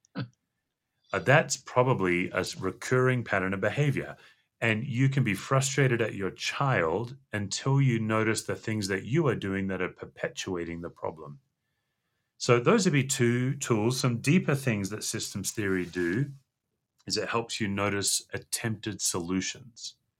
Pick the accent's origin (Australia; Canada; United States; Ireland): Australia; Western Australia; moved away as an adult; I grew up in Western Australia